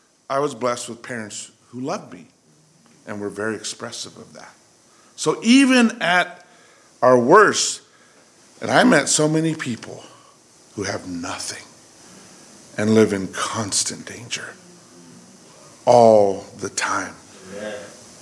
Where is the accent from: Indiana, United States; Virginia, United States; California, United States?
California, United States; I grew up poor in California